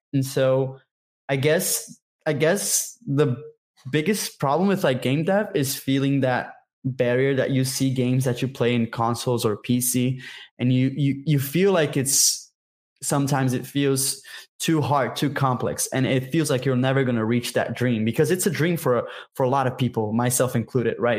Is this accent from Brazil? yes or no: yes; Brazil; I'm from Brazil, by the way. I'm a Brazilian game developer